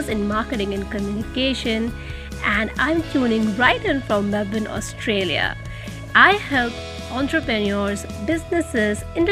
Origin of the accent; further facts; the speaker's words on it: India; I'm from India as well